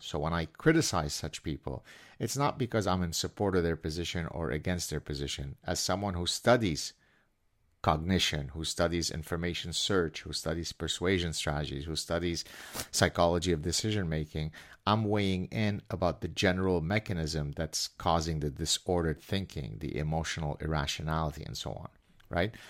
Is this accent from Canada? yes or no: yes; Canada; I'm Canadian.